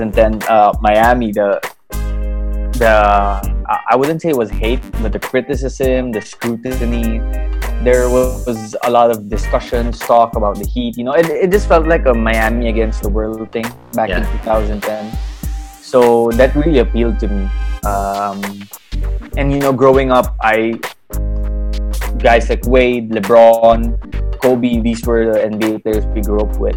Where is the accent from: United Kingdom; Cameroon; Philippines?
Philippines; I grew up in the Philippines. Born and raised in the Philippines, in fact, Filipino citizen too.